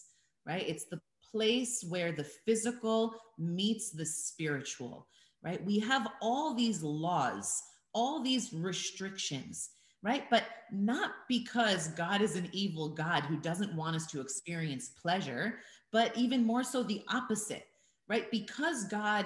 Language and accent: English; United States; moved away as an adult; I was born and raised in America